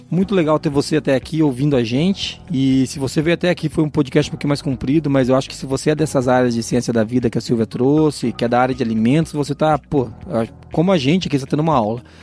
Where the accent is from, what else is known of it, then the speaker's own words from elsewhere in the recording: Foz do Iguaçu, Paraná, Brazil; accent: caipira; Eu sou de Foz do Iguaçu